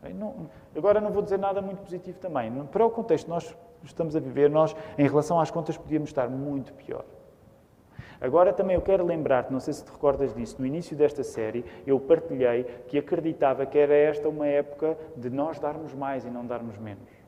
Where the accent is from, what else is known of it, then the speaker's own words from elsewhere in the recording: Portugal; somos portugueses.